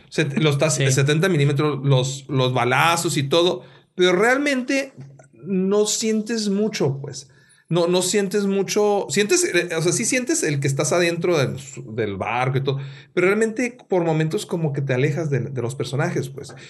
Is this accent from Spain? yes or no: no; Mexico; soy mexicano